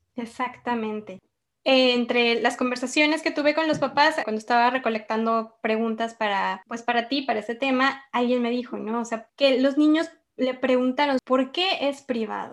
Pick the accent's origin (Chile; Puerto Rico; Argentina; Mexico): Mexico; nosotros como mexicanos